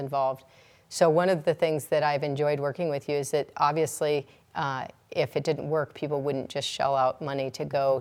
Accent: 30 miles outside of Edgemont, South Dakota, United States; I grew up 30 miles outside of Edgemont between, you know, Harrison, Nebraska and Edgemont, South Dakota

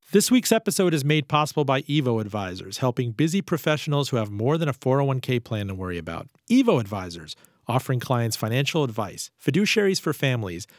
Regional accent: Miami, Florida, United States; also born or lived in Iran; Miami Vice from my hometown

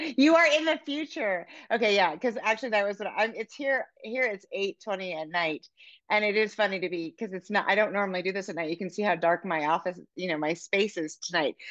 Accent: Oakland, California, United States; now in Montana, United States; I grew up in um in Oakland, in Oakland Hills.

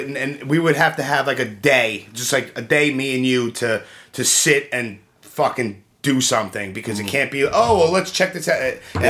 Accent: New York City, New York, United States; also born or lived in Rockaway / Howard Beach; Well, I live in Bath Beach right now. Right. I was all over the place. I grew up in Canarsie.

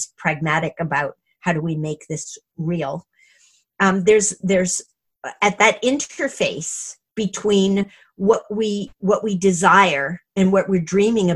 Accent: Montreal, Quebec, Canada; also born or lived in Toronto, Canada; now in Vancouver, Canada; when I was growing up in Montreal

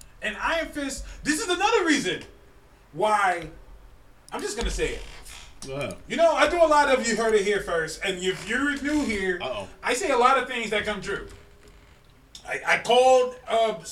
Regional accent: Northern California, United States; We're from NorCal, man.

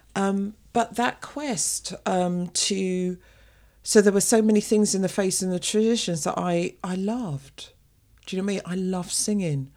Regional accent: London, United Kingdom; the little girl who was brought up in an African Caribbean family in the U K

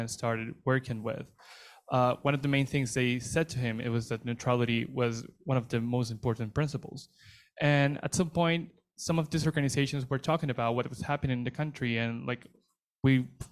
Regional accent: Venezuela; I come from Venezuela.

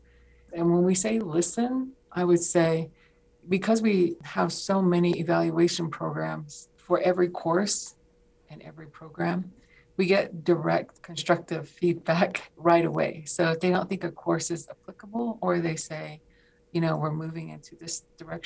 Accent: Shonto, Arizona, United States; also born or lived in Inscription House, Arizona / Kayenta, Arizona; I was born and raised on the Navajo Nation. I was raised in a community called Shonto, an inscription house. I went to high school in Kienta.

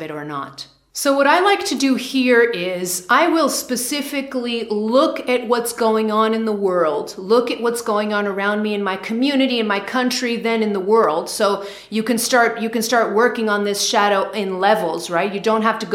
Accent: United States; I'm American

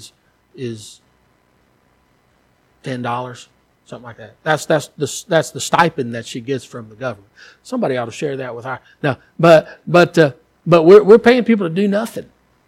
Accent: United States; moved away; as an American

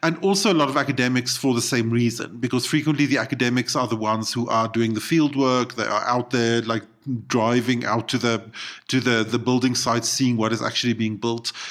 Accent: South Africa; also born or lived in Japan; I count myself as South African

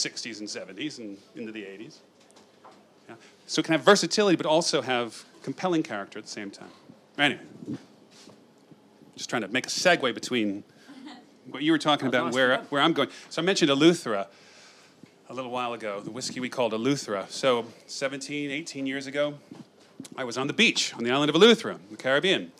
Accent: United States; moved away as an adult; I'm this American guy who came over to work in marketing product development for this big Scotch whiskey company

